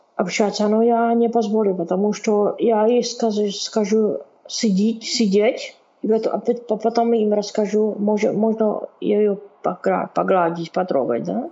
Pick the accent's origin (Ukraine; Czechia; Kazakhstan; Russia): Czechia; Brno, South Moravian Region; accent: Czech; Russian is a second language; у меня чешский акцент